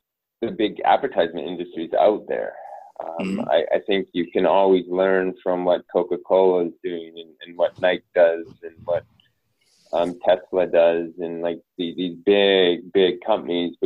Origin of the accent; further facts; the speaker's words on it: Northern Canada, Canada; I come from Northern Canada, like everyone drives a truck.